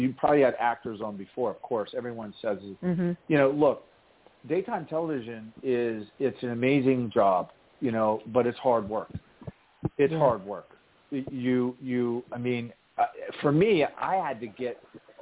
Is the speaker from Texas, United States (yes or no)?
no; Lancaster, Ohio, United States; I'm from Lancaster, Ohio, and that's factory farmland